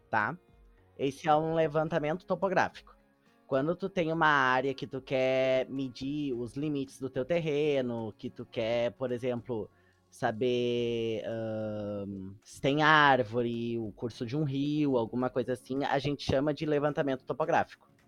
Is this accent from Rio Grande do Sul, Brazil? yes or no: yes; São Leopoldo, Rio Grande do Sul, Brazil; Para mim, que sou de São Leopoldo, que já conhecia a Casa do Imigrante